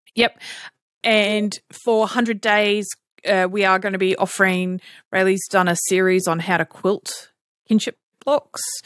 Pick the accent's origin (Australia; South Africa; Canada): Australia; we're Australian